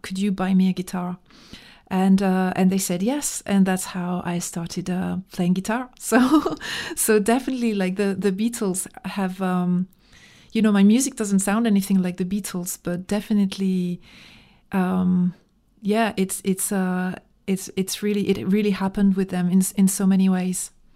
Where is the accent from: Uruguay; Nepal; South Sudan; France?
France; English is a second language; also born or lived in Dijon, Burgundy